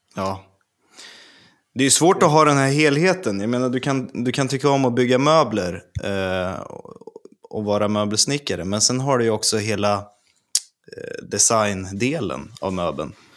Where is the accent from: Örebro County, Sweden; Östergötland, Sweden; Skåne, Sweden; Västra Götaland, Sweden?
Örebro County, Sweden; Örebro; jag är ju från Örebro